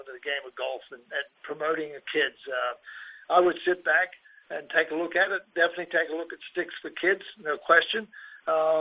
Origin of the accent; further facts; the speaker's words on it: Australia; now in United States; I grew up in Australia as a kid